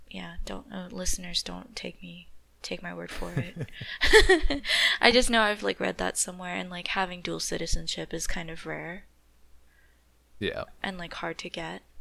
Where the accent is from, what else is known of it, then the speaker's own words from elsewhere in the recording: Japan; I grew up in Japan, so I don't know the power structure over there.